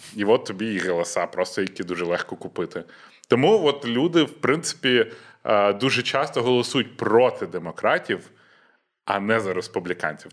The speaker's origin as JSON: {"language": "Ukrainian", "region": "Western Ukraine", "country": "Ukraine", "said": "в мене, по-перше, Західна Україна, так. і там дуже багато суржика, бо Польща рядом"}